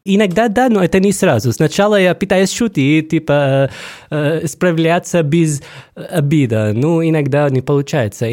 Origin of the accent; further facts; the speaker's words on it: Syria; Russian is a second language; moved away as an adult; also born or lived in Rostov-on-Don, Russia / Voronezh, Russia; now in Saint Petersburg, Russia; я приехал из Сирии, я уже здесь давно, 8 лет